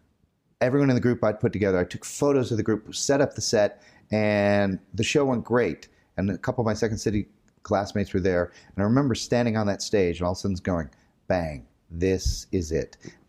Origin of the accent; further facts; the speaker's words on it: Illinois, United States; I'm from here.